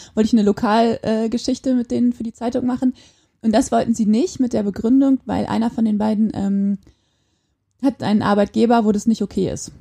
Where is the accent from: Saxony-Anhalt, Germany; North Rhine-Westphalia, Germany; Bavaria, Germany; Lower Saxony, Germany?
Lower Saxony, Germany; Quakenbrück; now in Osnabrück, Germany; Ich komme eigentlich aus aus Quakenbrück in Niedersachsen und ich wohne jetzt in Osnabrück